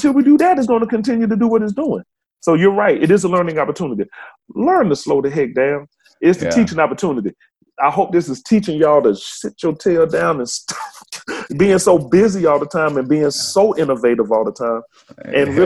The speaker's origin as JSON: {"language": "English", "town": "Birmingham", "region": "Alabama", "country": "United States", "tie": "born or raised there", "said": "growing up in Birmingham. I'm from, you know, biggest city in Alabama"}